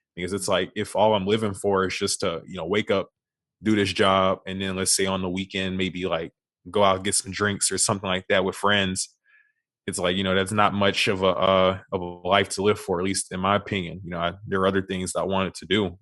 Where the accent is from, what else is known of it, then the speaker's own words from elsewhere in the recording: Beaumont, Texas, United States; moved away as an adult; now in Houston, United States; I was born and raised in Beaumont, Texas